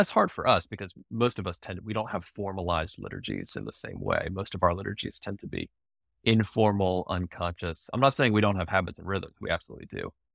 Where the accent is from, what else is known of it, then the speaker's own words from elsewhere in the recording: Charlottesville, Virginia, United States; moved away as an adult; also born or lived in Denver / Washington, D.C.; I grew up in Charlottesville. It's a university town.